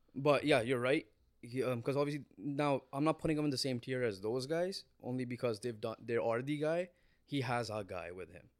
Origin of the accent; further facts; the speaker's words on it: Canada; we're Canadian, we have Canadian pride